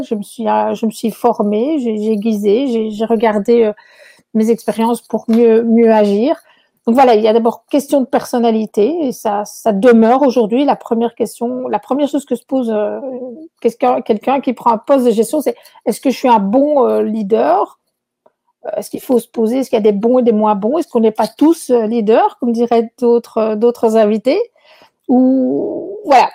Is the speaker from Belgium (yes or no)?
yes; Belgium; moved away as an adult; also born or lived in Chile; now in Quebec, Canada; à mon accent, vous verrez que je ne suis pas québécoise à l'origine. Donc, euh, je, viens de Belgique